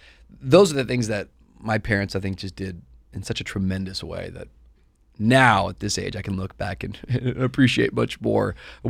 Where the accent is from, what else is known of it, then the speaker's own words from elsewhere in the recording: Tacoma, Washington, United States; And we grew up in Tacoma, Washington, outside of Seattle.